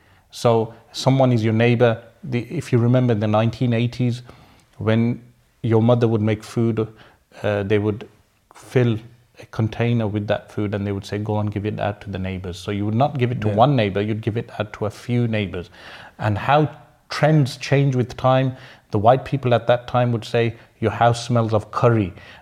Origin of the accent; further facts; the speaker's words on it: Birmingham, West Midlands, United Kingdom; but I'm from Sparkbrook, we use those terms.